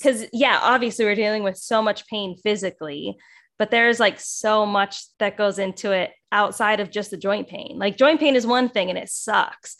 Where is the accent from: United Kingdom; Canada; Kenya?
Canada; West Coast; I'm also from Canada, from the West Coast